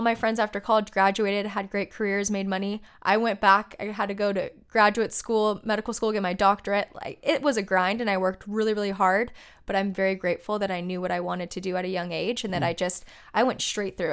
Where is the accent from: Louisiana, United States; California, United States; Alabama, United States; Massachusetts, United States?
California, United States; Laguna Beach; I grew up in Laguna Beach